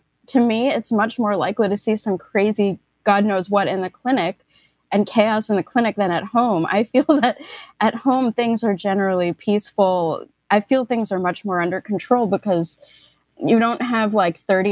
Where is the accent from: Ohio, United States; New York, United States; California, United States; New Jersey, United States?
New York, United States; New York City; I grew up in New York City